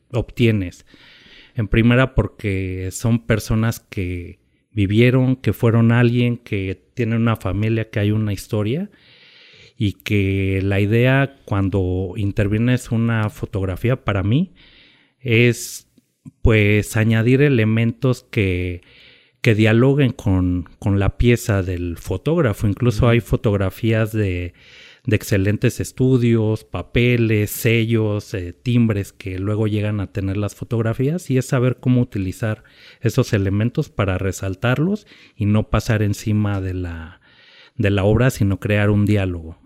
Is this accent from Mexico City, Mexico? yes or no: yes; Mexico City, Mexico; moved away as an adult; now in Oaxaca, Mexico; nací me criaron en la Ciudad de México